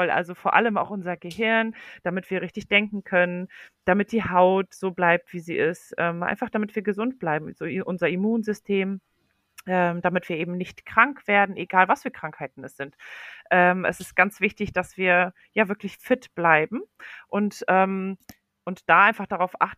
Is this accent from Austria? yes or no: no; Poland; now in Germany; Und äh, ich komme ursprünglich aus Polen.